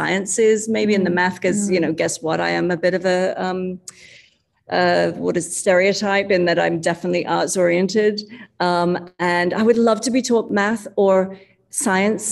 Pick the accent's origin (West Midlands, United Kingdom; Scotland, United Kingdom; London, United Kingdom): London, United Kingdom; moved away as an adult; now in Chicago, United States; I come from London